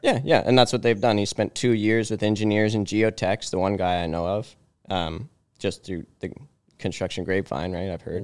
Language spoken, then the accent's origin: English; Aurora, Ontario, Canada; I grew up in Aurora here